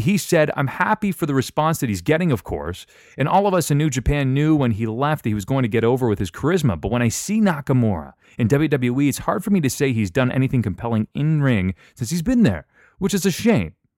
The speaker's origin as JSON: {"language": "English", "country": "Canada", "said": "I'm from Canada"}